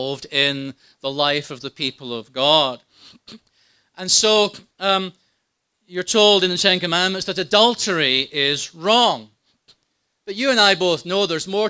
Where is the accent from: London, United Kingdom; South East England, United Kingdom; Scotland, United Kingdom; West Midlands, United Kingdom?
Scotland, United Kingdom; When I was growing up in Scotland